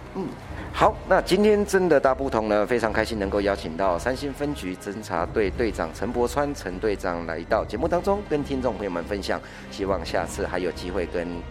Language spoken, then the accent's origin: Chinese; Taiwan; 我们台湾人真的很省吃俭用